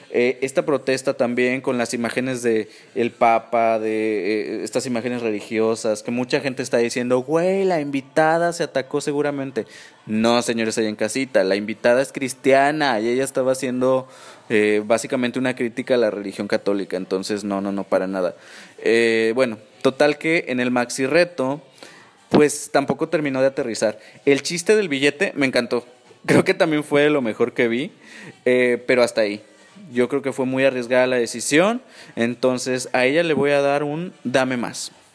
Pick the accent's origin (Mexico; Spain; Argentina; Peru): Mexico; como mexicanos